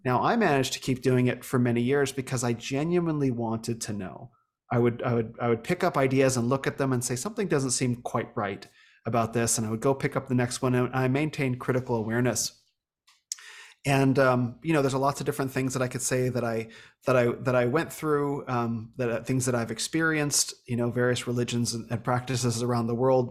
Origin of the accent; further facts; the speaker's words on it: Phoenix, Arizona, United States; also born or lived in Northern California; I grew up here in Phoenix